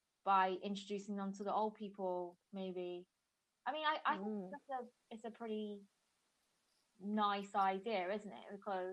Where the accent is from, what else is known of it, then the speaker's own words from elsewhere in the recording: Bristol, South West England, United Kingdom; also born or lived in Hefei, Anhui, China; From England. Yay! I'm from Bristol, and I've lived here for the whole of my life. And I was adopted in 97. When I was 18 months old. I'm from Hefei, Anhui province.